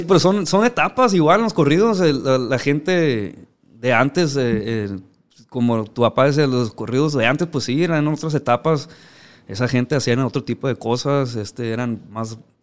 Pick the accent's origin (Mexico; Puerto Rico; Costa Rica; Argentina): Mexico; Ciudad Obregón, Sonora; moved away as an adult; also born or lived in Los Angeles, California / Badiraguato, Sinaloa; now in United States; yo que crecí en Obregón, pues estamos pues, ciertamente pegados aquí a Sinaloa